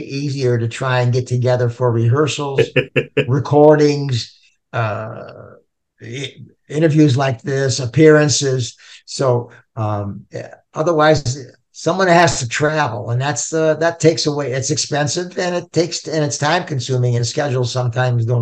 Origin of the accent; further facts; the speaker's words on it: Cleveland, Ohio, United States; everybody here in the band currently, or back then, I should say, the original … in 1965, we're all from the Cleveland area